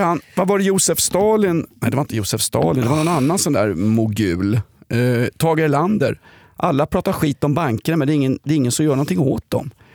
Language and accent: Swedish; Sweden; som svensk cisman